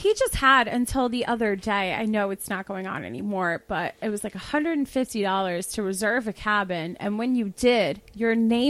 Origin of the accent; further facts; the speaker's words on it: Suffolk County, Long Island, New York, United States; I grew up there. I grew up in Suffolk County.